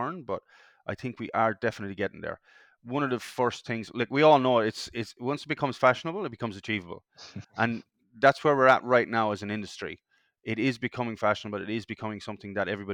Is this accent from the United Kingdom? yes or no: no; Ireland; now in Perth, Australia; From being from Europe, I'm Irish, And being from Europe